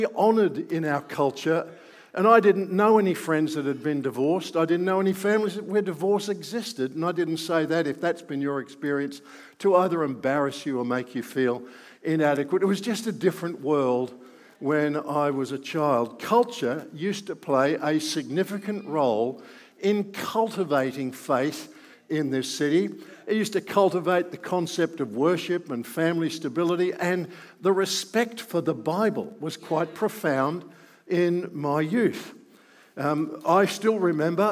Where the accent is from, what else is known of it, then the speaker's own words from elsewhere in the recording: Melbourne, Victoria, Australia; I grew up in Melbourne. I've never lived anywhere else other than in Melbourne